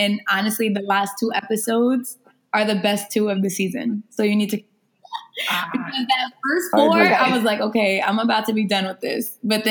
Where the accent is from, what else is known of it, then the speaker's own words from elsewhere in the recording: New York, United States; also born or lived in Gwinnett County, Georgia; And yeah, I'm from New York, but my family lives in Gwinnett County in Georgia. So I call both places home.